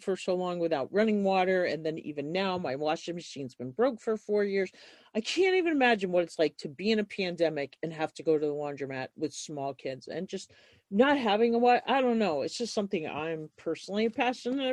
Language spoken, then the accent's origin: English; New York, United States; moved away as an adult; now in Montana, United States; I was born in New York and ended up here in my early 20s too